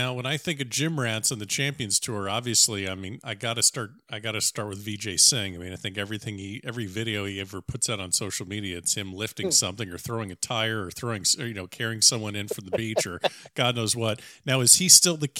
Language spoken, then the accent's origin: English; South Florida, United States; Me being a South Florida guy